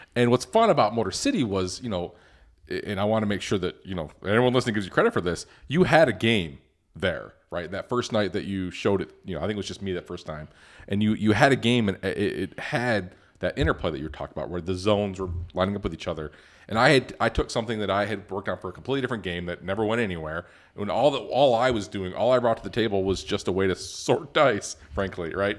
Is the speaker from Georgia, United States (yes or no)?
no; Detroit, Michigan, United States; Ben and I grew up in Detroit